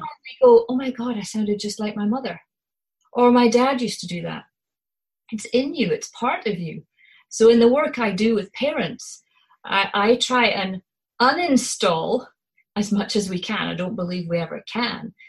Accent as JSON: {"language": "English", "region": "Scotland", "country": "United Kingdom", "accent": "Scottish", "said": "my Scottish accent"}